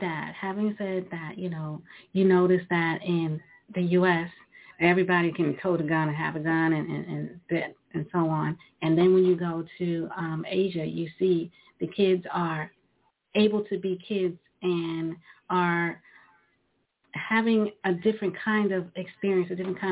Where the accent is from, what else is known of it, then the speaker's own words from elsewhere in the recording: New York City, New York, United States; I grew up in Brooklyn, New York